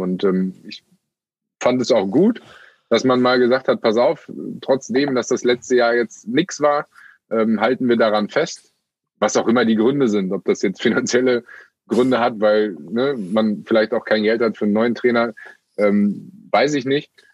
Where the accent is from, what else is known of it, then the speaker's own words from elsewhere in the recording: Münster, North Rhine-Westphalia, Germany; mein Heimatort, Geburtsort und äh, eigentlich äh, Hauptwohnsitz mit Münster